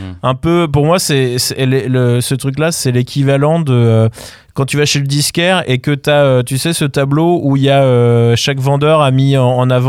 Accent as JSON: {"language": "French", "country": "France", "said": "Ah, ouais, mais je suis de France."}